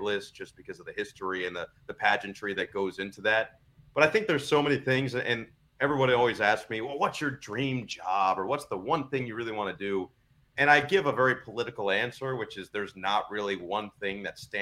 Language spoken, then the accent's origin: English; United States; moved away; also born or lived in New Jersey; I'm from the New York area